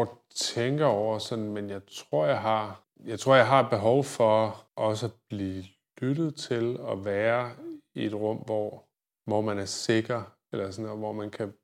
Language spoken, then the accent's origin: Danish; Viborg, Central Denmark Region, Denmark; moved away; jeg boede med i Viborg, hvor jeg voksede op